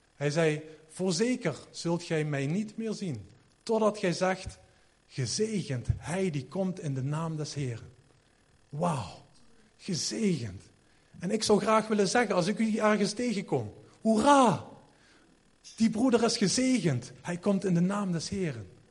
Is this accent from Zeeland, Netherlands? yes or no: no; Sittard, Limburg, Netherlands; ik kom uit Sittard